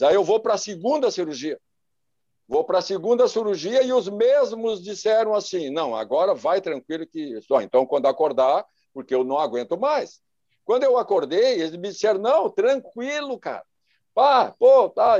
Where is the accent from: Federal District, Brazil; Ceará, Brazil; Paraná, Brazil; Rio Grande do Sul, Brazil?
Rio Grande do Sul, Brazil; Charqueadas; also born or lived in Viamão / Porto Alegre; Eu sou natural de Charqueadas